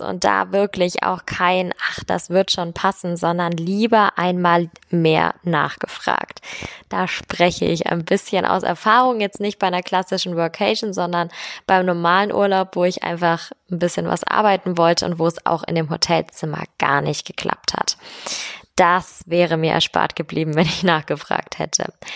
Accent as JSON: {"language": "German", "region": "Bavaria", "country": "Germany", "said": "hier bei uns in Bayern"}